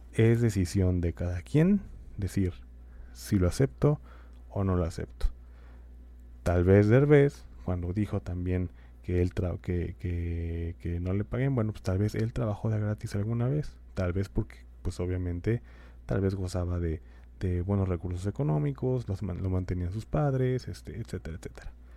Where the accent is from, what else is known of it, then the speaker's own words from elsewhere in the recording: Mexico; los derechos que tenemos como mexicanos